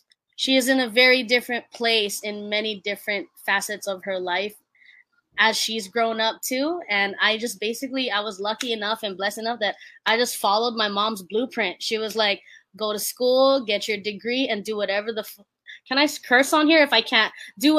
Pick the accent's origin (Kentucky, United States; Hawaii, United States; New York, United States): Hawaii, United States; I'm just a Hawaii kid. I'm Filipino